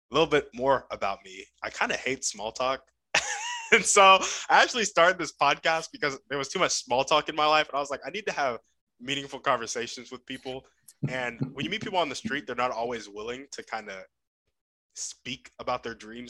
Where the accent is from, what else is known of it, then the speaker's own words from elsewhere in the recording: United States; what I learned growing up in America in my school system